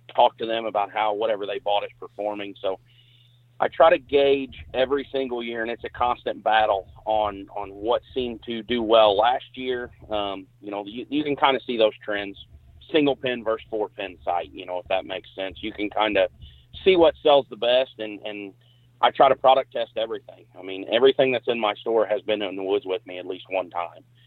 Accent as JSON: {"language": "English", "town": "Perryville", "region": "Missouri", "country": "United States", "said": "I'm from Perryville, Missouri."}